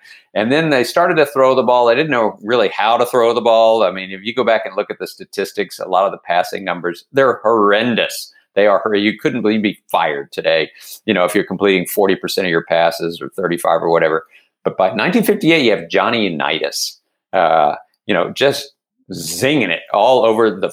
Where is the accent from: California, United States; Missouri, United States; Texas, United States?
Texas, United States; Dallas; moved away as an adult; also born or lived in Philadelphia, Pennsylvania; now in Baltimore, United States; I've lived in Baltimore for 36 years but I am a Texan